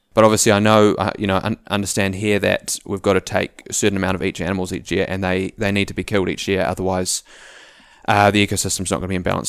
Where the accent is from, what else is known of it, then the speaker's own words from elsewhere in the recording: Auckland, New Zealand; moved away as an adult; also born or lived in South Island; we grew up in Auckland as a family